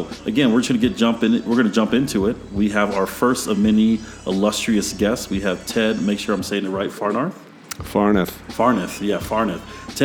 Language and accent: English; Maryland, United States; moved away; Growing up in Maryland